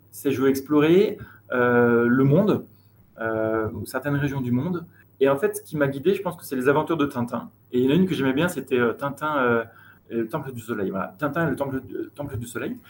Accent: Chambéry, Auvergne-Rhône-Alpes, France; moved away as an adult; now in Nairobi, Kenya; Je suis originaire de Chambéry, donc je suis né là-bas et j'ai vécu 20 ans dans cette très belle région

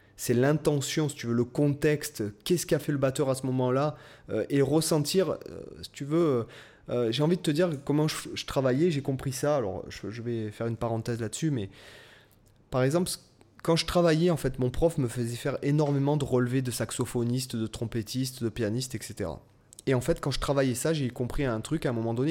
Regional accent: Toulon, Provence-Alpes-Côte d'Azur, France; j'étais de Toulon

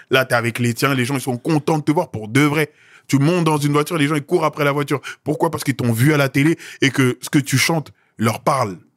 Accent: Côte d’Ivoire; Non, les gars, je suis Ivoirien.

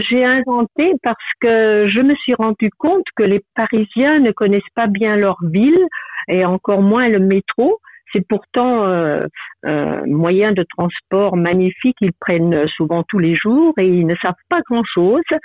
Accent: Germany; French is a second language; moved away as an adult; now in France; je venais d'un petit village euh, en Allemagne

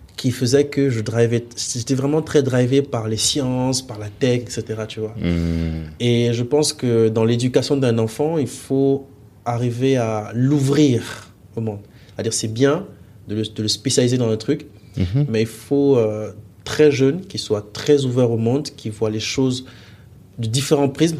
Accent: Gabon; moved away; also born or lived in Mali; je suis né là-bas, que j'ai grandi là-bas

